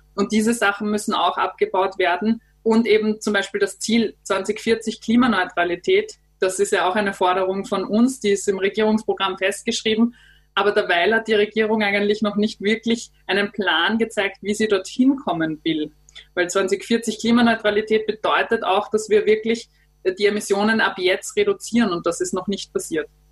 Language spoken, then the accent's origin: German; Austria; bei uns in Österreich